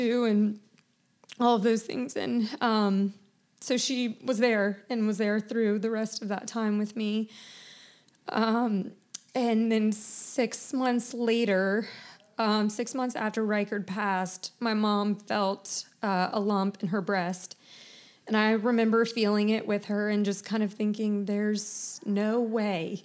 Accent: Charleston, South Carolina, United States; I grew up in Charleston, born and raised.

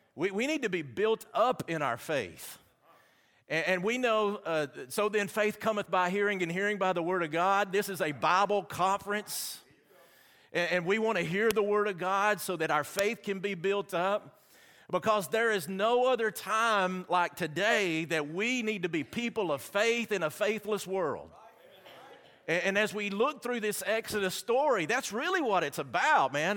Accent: Alabama, United States; accent: Southern; I'm from Alabama.

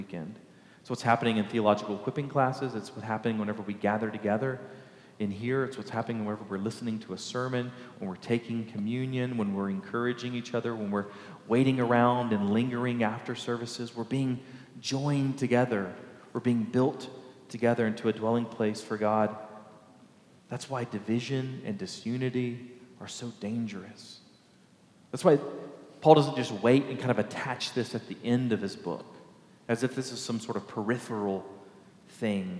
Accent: Baytown, Texas, United States; right outside of my hometown of Baytown

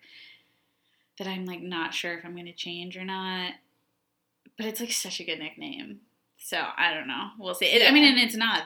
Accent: Norwich State Hospital area, Connecticut, United States; now in Boston, United States; there's literally a book that is based in my hometown

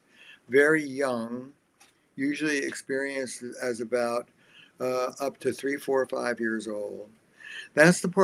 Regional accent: New Jersey, United States; I'm from Jersey.

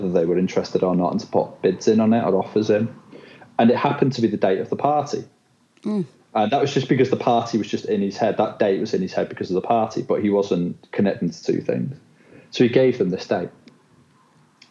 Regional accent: United Kingdom; accent: Northern England; also born or lived in Shanghai / Dubai; I'm British. This accent is

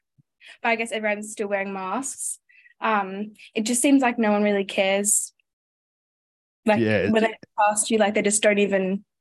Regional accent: Terrigal, New South Wales, Australia; moved away as an adult; now in Hong Kong; I am from Terrigal on the Central Coast.

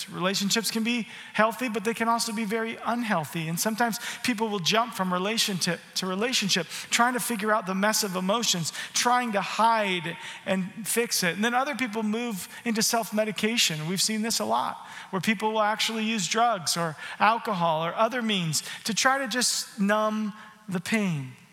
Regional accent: Canada; How can I not say sorry? I'm a Canadian. The first thing I say is sorry.

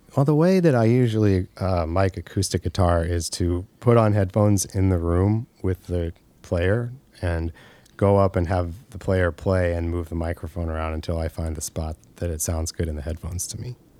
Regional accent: Monmouth, Illinois, United States; also born or lived in Macomb, Illinois; I grew up in Monmouth, Illinois, which is very close to there

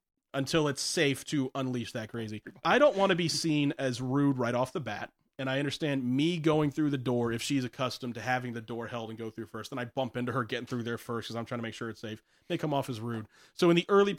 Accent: the South, United States; I'm from the South

